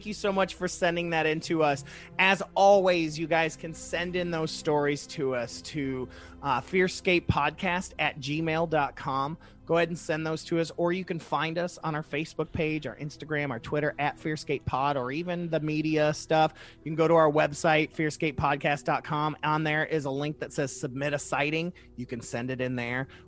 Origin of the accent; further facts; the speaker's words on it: Ohio, United States; my home state of Ohio